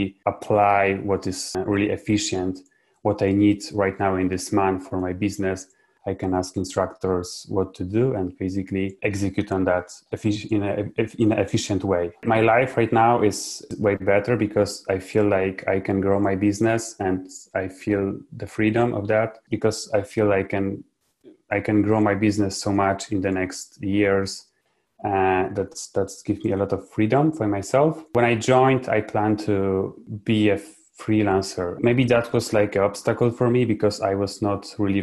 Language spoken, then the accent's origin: English; Poland; I'm from Poland.